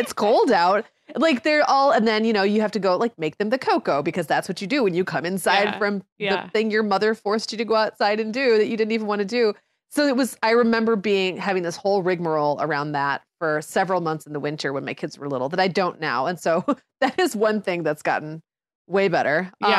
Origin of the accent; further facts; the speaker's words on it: Michigan, United States; I grew up in the Upper Peninsula of Michigan where there was, you know, crazy amounts of snowfall, sub-zero temperatures all the time.